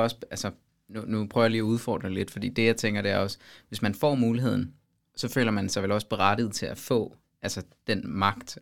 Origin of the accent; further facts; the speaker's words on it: Denmark; som dansker